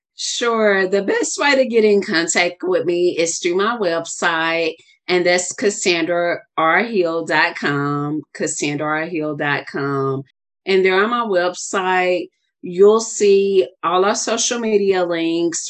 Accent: the South, United States; I'm from the South

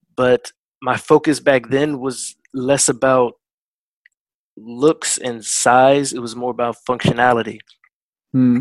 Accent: Woodbridge, Virginia, United States; moved away; I'm originally from Woodbridge, Virginia, USA

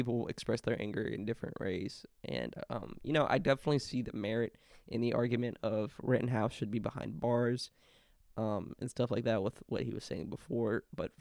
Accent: the South, United States; especially from where we come from, we're from the South.

